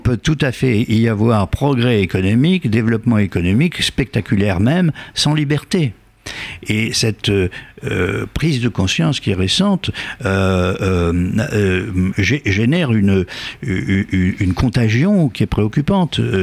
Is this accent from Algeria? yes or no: yes; Algeria; now in France; je suis né en Algérie